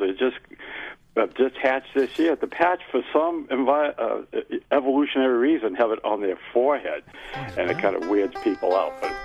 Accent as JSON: {"language": "English", "region": "Massachusetts", "country": "United States", "accent": "Massachusetts", "said": "my Massachusetts accent"}